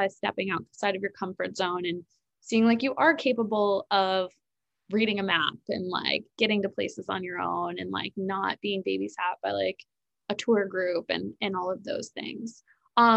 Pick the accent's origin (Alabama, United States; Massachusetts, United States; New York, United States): New York, United States; also born or lived in South Carolina; I was from New York